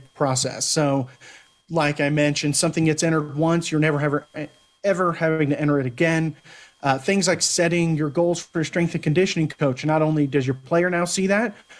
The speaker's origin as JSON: {"language": "English", "town": "Pflugerville", "region": "Texas", "country": "United States", "tie": "born or raised there", "said": "I'm from the Austin area, which has plenty of Central Texas talent. I came through the same class as Samaje Perine, so there are guys who at went to Hendrickson. I went to Pflugerville"}